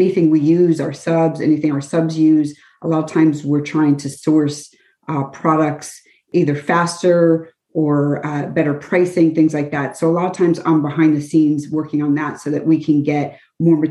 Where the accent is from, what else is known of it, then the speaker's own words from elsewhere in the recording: Kenilworth, New Jersey, United States; moved away as an adult; also born or lived in Metuchen / Warren; now in Cranford, United States; I was born and raised in Kenilworth, so right next door